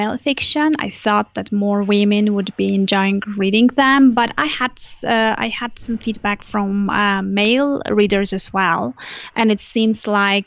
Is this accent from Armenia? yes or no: yes; Armenia; English is a second language; am originally from Armenia, so that's where I was living back then